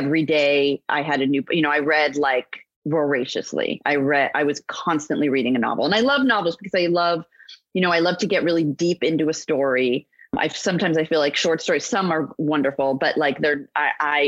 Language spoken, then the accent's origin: English; California, United States; I was not born in Kansas. I was born in California. Right. That's where I lived